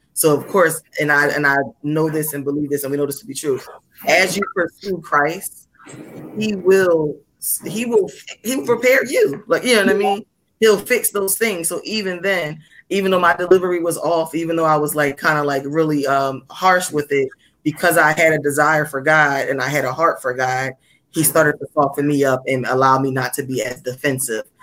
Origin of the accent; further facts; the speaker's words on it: Philadelphia, Pennsylvania, United States; I came from, you know, I came from North Philly coming into this school